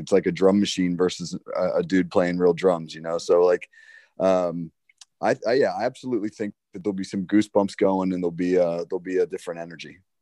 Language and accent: English; New Jersey, United States; I'm, I'm from South Jersey